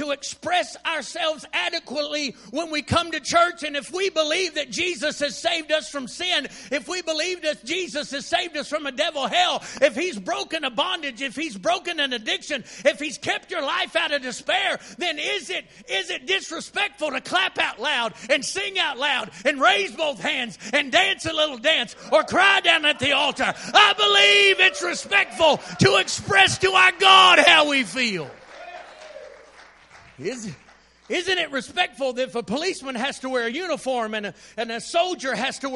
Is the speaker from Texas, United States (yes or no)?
yes; Texas, United States; I'm from Texas